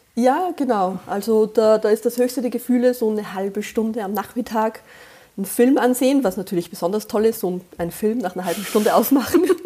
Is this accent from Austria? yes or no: yes; Austria; accent: Austrian dialect; ich bin Österreicherin und ich bemühe mich sehr, dass man das nicht zu sehr raushört. Also sollte ich in schlimmsten Dialekt verfallen